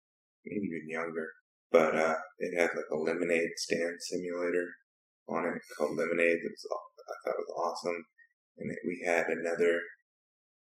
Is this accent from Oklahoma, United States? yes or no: no; Huntsville, Alabama, United States; now in Austin, United States; I was born in Huntsville, Alabama, which is North Alabama, not too far from Tennessee.